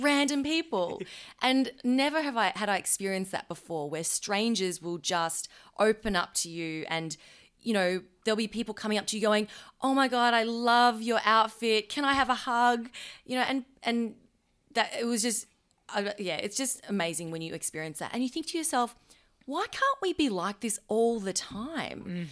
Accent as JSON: {"language": "English", "town": "Melbourne", "region": "Victoria", "country": "Australia", "said": "we're from Melbourne"}